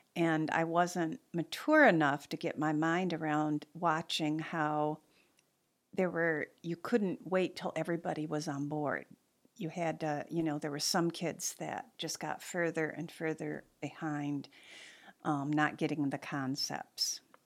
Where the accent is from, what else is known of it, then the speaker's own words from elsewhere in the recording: Manistee, Michigan, United States; I grew up in Manistee